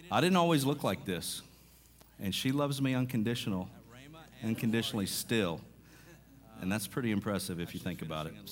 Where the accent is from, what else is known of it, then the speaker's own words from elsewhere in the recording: Mississippi, United States; I was raised in Mississippi, so going back to Arkansas isn't that big of a deal.